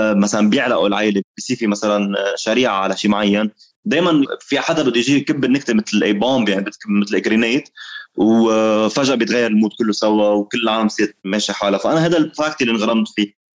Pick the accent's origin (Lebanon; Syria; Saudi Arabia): Lebanon; نحن سقف الحريه عندنا بلبنان